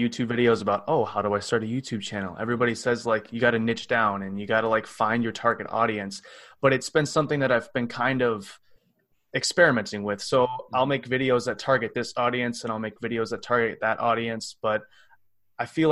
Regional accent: Cottage Grove, Wisconsin, United States; I come from Cottage Grove, Wisconsin, which is a little city outside of Madison

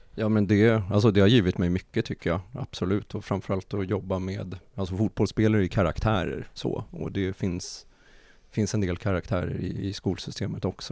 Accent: Nacka, Stockholm County, Sweden; jag är uppvuxen i, i Nacka

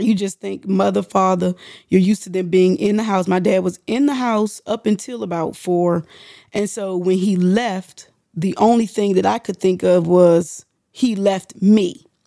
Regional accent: United States; we're from the District of Columbia, Maryland area

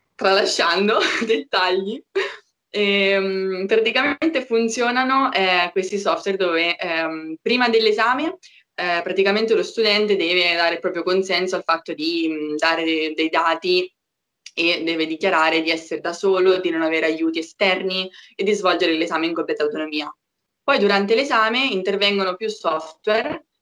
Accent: Marche, Italy; moved away as an adult; now in Milan, Italy; Io sono marchigiana, forse già si sente dall'accento

